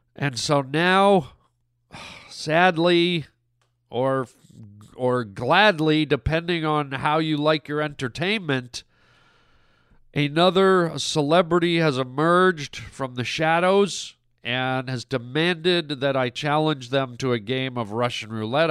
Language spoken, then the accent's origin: English; Canada; I'm Canadian